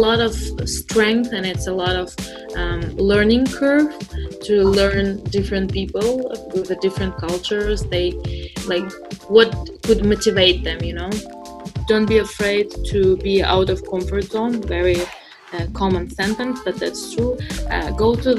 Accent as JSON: {"language": "English", "region": "Moscow", "country": "Russia", "also_born_or_lived": "San Francisco", "moved": "as an adult", "lives_now": "United States", "said": "I'm originally from Moscow"}